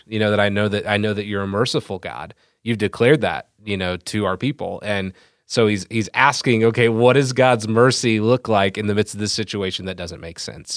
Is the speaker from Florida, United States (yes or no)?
no; Franklin Township, Indiana, United States; Hailing from Franklin Township, Indiana